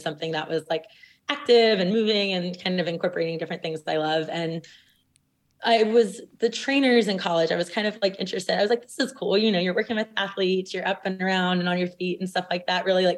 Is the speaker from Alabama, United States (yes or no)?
no; South Louisiana, United States; growing up in South Louisiana